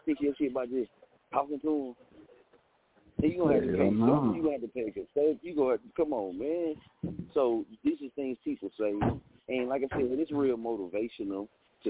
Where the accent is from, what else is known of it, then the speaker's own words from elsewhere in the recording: Muskogee, Oklahoma, United States; I'm from Muskogee. See, I'm from Little Muskogee, Oklahoma.